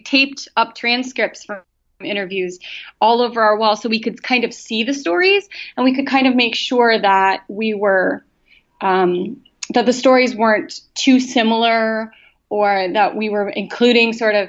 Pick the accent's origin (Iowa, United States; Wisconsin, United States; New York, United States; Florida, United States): Wisconsin, United States; But I grew up in Wisconsin, and the winters are brutal.